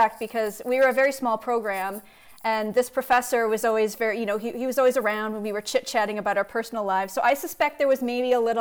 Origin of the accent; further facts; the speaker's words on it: Wilmette, Illinois, United States; I grew up in Wilmette, which is just north of Chicago.